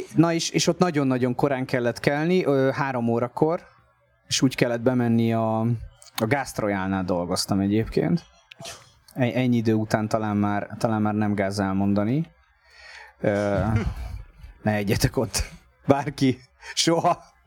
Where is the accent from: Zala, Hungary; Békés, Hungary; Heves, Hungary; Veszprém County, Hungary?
Veszprém County, Hungary; Tapolca; moved away as an adult; now in Budapest, Hungary; én Tapolcán nőttem föl, aztán lett Veszprém a, a szakközépiskolával